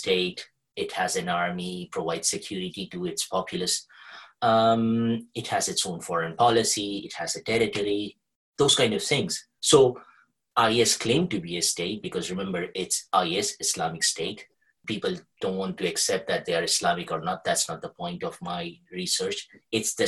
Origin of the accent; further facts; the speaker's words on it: Kuwait; I was born and brought up in Kuwait